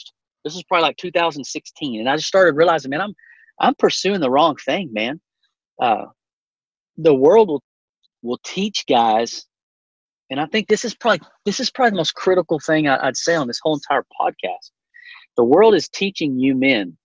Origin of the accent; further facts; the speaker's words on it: Llano, Texas, United States; I grew up in Llano, Texas, which is the hunting capital of our state